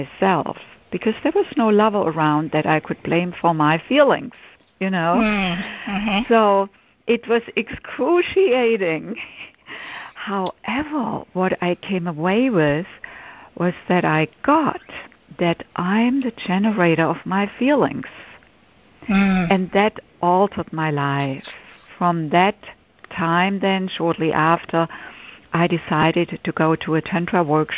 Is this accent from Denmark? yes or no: no; Germany; English is a second language; moved away as an adult; now in United States; I grew up in Germany, and in my late 20s, I came to the United States to do postgraduate work in music